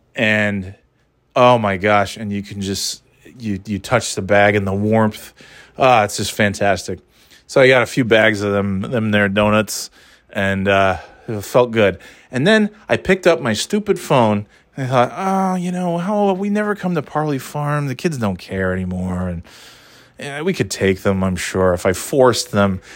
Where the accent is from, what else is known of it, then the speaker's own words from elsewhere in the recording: New York, United States; now in New Hampshire, United States; growing up in New York